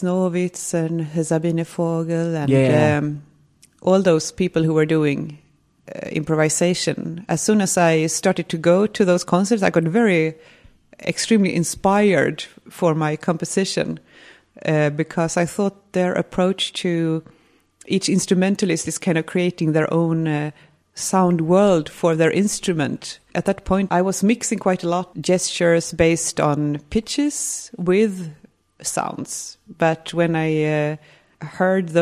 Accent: Gothenburg, Västra Götaland, Sweden; moved away as an adult; also born or lived in Härnösand, Sweden / Piteå, Sweden / Stockholm, Sweden / Berlin, Germany; I was born in Göteborg in Gothenburg.

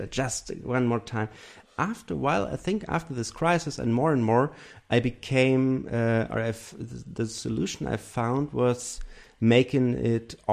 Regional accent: Germany; English is a second language; So I'm from from Germany with the German tradition, of course, and the European tradition of music. But my personal, I grew up in a very small uh, village

